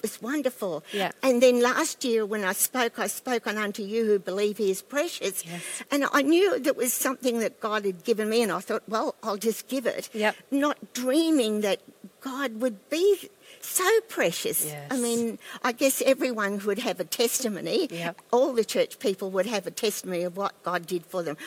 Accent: Ipswich, Queensland, Australia; I grew up in the Baptist church in Silkstone in, near Ipswich

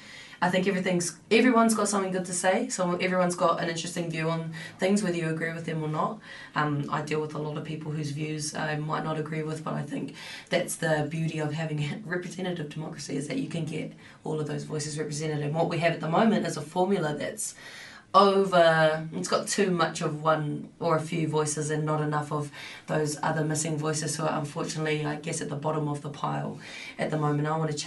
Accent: Tokoroa, Waikato, New Zealand; also born or lived in Auckland / Paihia / Christchurch; And so I was born in Auckland. First few years spent in Paihia up north. Was brought up in Christchurch for about 8 years, and then I went through intermediate and high school in Tokoroa, which is a small town in the central North Island.

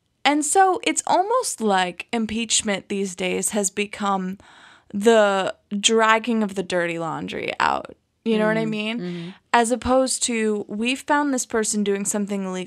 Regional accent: Florida, United States; I grew up in Florida.

